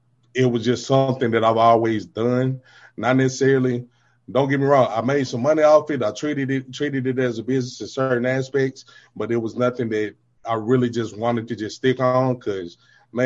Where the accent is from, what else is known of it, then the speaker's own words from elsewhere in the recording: Deep South, United States; I'm from the South, man. I'm from the Deep South.